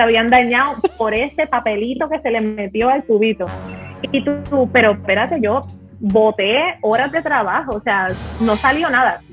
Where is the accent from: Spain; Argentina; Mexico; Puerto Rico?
Puerto Rico; nosotros somos dos personas normales que nos criamos en condiciones average en Puerto Rico